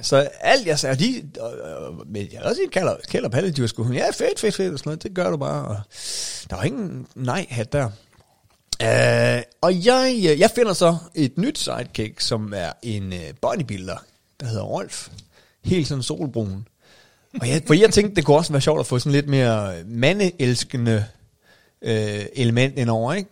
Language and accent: Danish; North Jutland, North Denmark Region, Denmark; jeg var jo stadig nordjyde